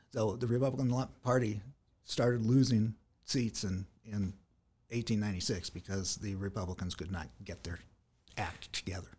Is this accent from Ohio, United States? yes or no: no; San Diego, California, United States; moved away as an adult; also born or lived in Houston, Texas / Escanaba, Michigan; born in San Diego, uh, raised in San Diego